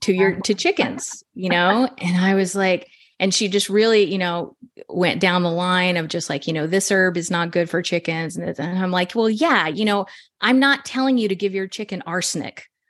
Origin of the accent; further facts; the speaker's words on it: Texas, United States; I'm from Texas